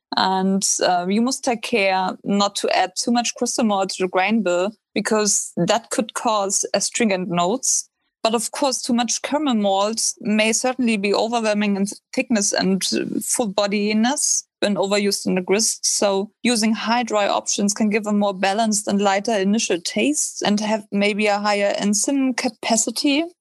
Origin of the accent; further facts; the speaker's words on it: Northern Germany, Germany; moved away; I grew up in North Germany and traditionally we drink a lot of Pilsner beer